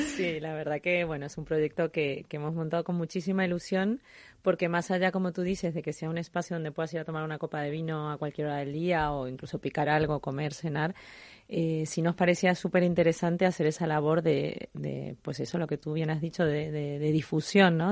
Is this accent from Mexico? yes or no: no; Mendoza, Argentina; now in Spain; mi país de origen, a donde empezó toda esta pasión y este amor por el vino que, es Argentina